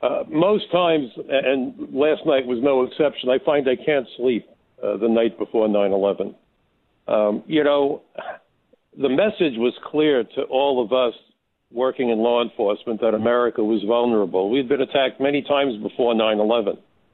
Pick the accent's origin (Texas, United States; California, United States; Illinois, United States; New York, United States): New York, United States; New York City; And I'm a New Yorker. I'm a Brooklyn kid. I grew up learning how to defend myself in schoolyard fist fights and so forth.